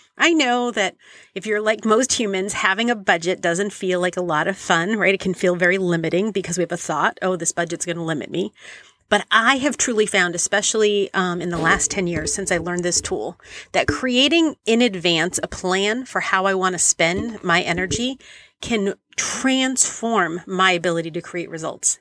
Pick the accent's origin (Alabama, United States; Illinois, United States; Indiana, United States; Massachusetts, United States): Massachusetts, United States; Boston; I was a teenager in the eighties growing up in Boston